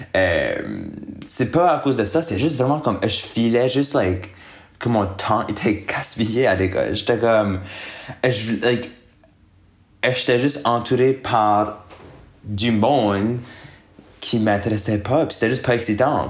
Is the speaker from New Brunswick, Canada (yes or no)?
yes; Moncton, New Brunswick, Canada; moved away as an adult; now in Montreal, Canada; je viens de Moncton, qui est une ville au Nouveau-Brunswick. C'est une, euh, une petite ville, you know, c'est quand même une petite ville. Euh, j'ai resté là pour mes premiers 22 ans de ma vie